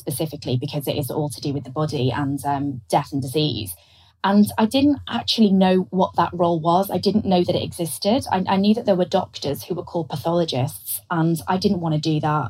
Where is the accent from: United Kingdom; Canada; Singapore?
United Kingdom; Liverpool, North West England; I was from Liverpool